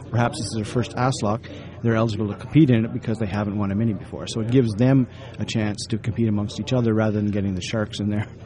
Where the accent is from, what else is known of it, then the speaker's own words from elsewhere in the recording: Ontario, Canada; Well, that's and, where I live now, but yeah, uh, Ontario itself.